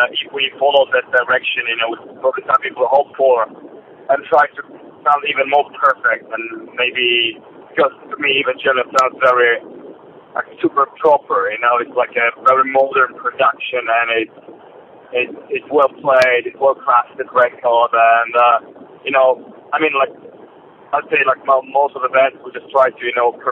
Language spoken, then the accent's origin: English; Warsaw, Masovian Voivodeship, Poland; Driving to Warsaw now, my hometown